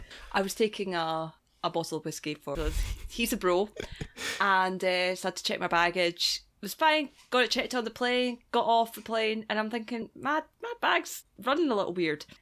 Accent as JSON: {"language": "English", "region": "Scotland", "country": "United Kingdom", "moved": "yes", "said": "I'm from Scotland"}